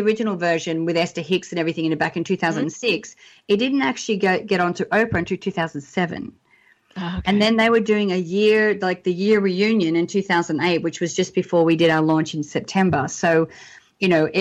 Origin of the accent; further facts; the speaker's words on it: Australia; moved away as an adult; now in Los Angeles, United States; we're Australian, we're over here